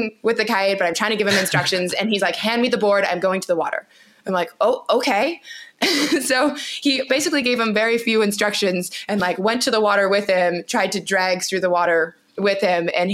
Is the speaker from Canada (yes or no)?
yes; Canada; I'm from Canada, born and raised in Canada